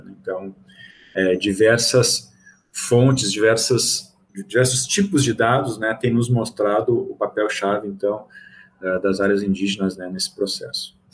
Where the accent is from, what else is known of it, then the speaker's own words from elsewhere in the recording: Rio Grande do Sul, Brazil; moved away as an adult; also born or lived in Goiás / Bahia; now in Salvador, Brazil; eu sou gaúcho, né? E fiz minha graduação em biologia e mestrado em ecologia lá na Federal do Rio Grande do Sul